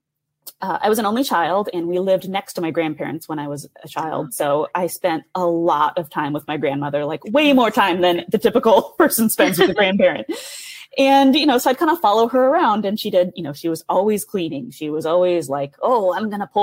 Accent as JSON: {"language": "English", "town": "Tacoma", "region": "Washington", "country": "United States", "tie": "born or raised there", "moved": "as an adult", "lives_now": "Chicago, United States", "said": "So I grew up in Tacoma, Washington"}